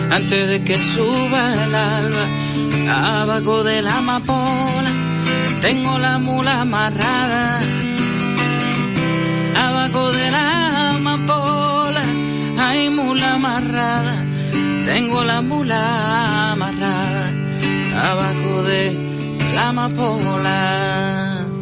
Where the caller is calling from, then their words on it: Bonao, Monseñor Nouel, Dominican Republic; Buenas tardes … de Malmón. Bonao.